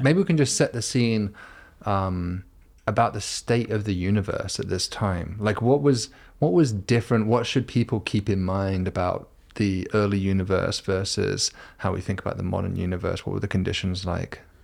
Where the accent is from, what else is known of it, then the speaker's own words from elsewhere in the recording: United Kingdom; I'm a Brit